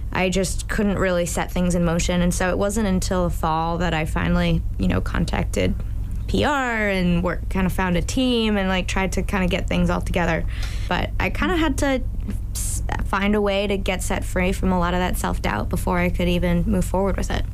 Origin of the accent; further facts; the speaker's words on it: Plymouth, Massachusetts, United States; I'm originally from Plymouth, Mass.